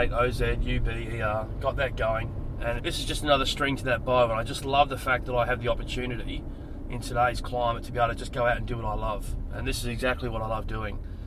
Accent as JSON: {"language": "English", "town": "Adelaide", "region": "South Australia", "country": "Australia", "tie": "born or raised there", "moved": "as an adult", "lives_now": "Sydney, Australia", "said": "So I grew up in Adelaide, but I have spent the last 18 years here in Sydney."}